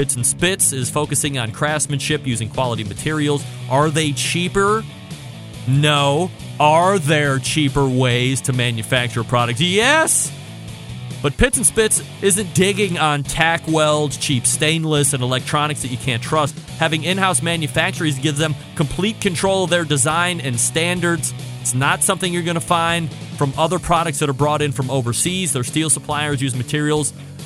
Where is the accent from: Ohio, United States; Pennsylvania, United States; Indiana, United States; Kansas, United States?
Ohio, United States; Cleveland; I'm from Cleveland